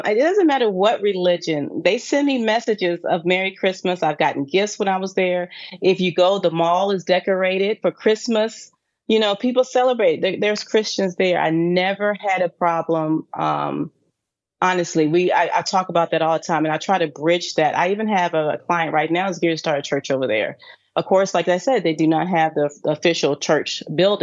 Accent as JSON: {"language": "English", "town": "Raleigh", "region": "North Carolina", "country": "United States", "tie": "born or raised there", "also_born_or_lived": "Charlotte, North Carolina", "moved": "as an adult", "lives_now": "Dubai, United Arab Emirates", "said": "I actually grew up in Raleigh, North Carolina"}